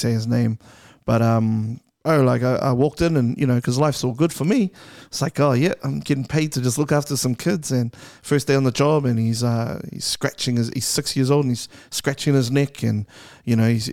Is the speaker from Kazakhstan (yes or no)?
no; Auckland, New Zealand; I'm from Clinton.